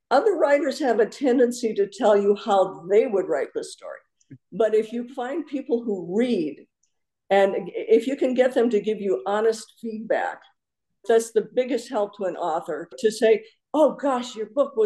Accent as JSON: {"language": "English", "region": "North Dakota", "country": "United States", "tie": "born or raised there", "moved": "yes", "lives_now": "Tucson, United States", "said": "I grew up in North Dakota and my parents still lived there at that time"}